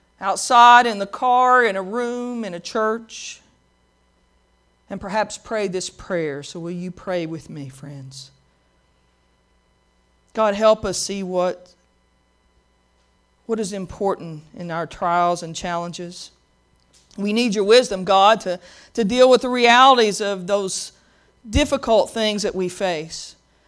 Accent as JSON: {"language": "English", "town": "Pikeville", "region": "Kentucky", "country": "United States", "tie": "born or raised there", "said": "In the church I grew up in Pikeville, there was a woman named Brenda Franklin, and she sang a lot of solos."}